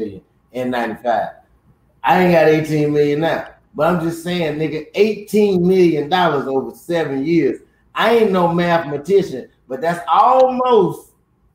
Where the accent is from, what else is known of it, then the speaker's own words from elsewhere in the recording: Chicago, Illinois, United States; I lived through the Jordan era, and I'm from Chicago